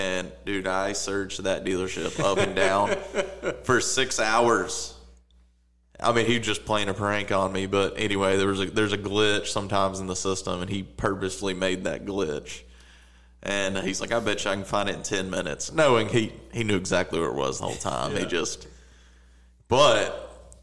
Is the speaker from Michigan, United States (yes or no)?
no; Little Rock, Arkansas, United States; born or raised there